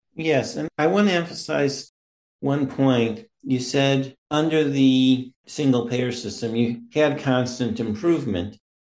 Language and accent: English; Missouri, United States; now in Maryland, United States; I live in Maryland now, but I'm originally from Missouri.